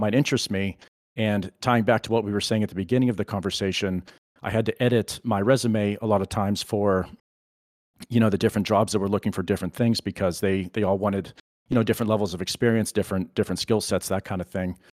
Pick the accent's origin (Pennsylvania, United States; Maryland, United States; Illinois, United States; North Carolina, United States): Pennsylvania, United States; I'm originally from Pennsylvania, and, and I'm still here